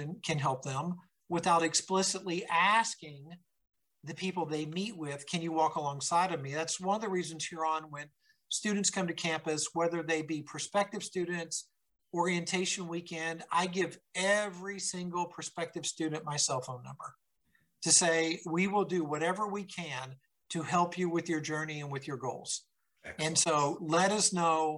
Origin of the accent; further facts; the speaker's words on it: Kentucky, United States; growing up in Kentucky